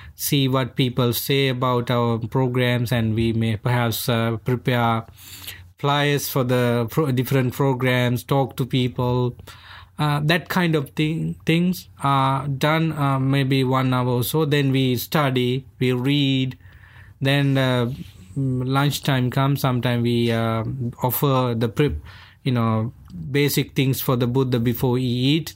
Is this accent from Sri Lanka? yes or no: yes; Sri Lanka; first language Sinhala; English is a second language; moved away; I'm from Sri Lanka. I became a monk when I was 13 years old